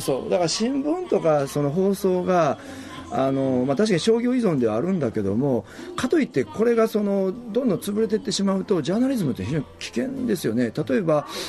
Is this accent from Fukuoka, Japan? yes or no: no; Kobe, Hyogo, Japan; moved away as an adult; now in Okinawa, Japan; 神戸とか関西の出身なんで、ものすごくこの中身のこういう密の濃いラジオ文化で育った